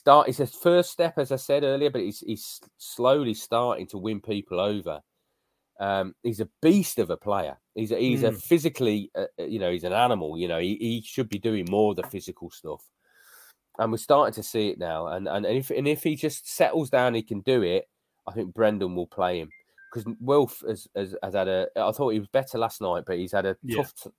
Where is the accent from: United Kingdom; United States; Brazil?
United Kingdom; West Midlands; I'm from the West Midlands